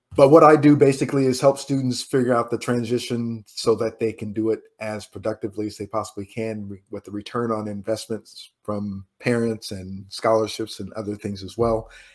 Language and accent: English; Indiana, United States; moved away; also born or lived in New York; I'm from Indiana